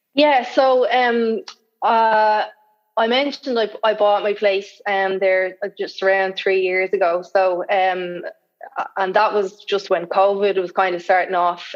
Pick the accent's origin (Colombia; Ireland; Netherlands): Ireland; Dublin, Leinster; also born or lived in Sydney, Australia; I'm from Dublin. I, am living in Dublin